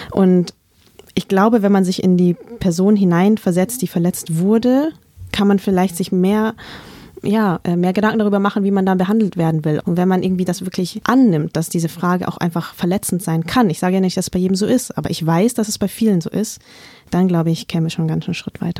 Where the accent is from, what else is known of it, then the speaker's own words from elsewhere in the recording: Vietnam; weil die Antwort in meinem Fall halt nicht einfach nur Vietnam lautet, so ganz entspannt und nebenbei, sondern sie beinhaltet eben auch Krieg, Gewalt, Flucht, Traumata.